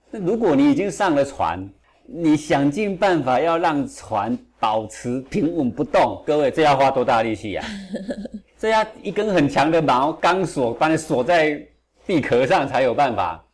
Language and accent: Chinese; Taiwan; 我是这个六二年出生的嘛。出生的时候呢，台湾物资还是非常缺乏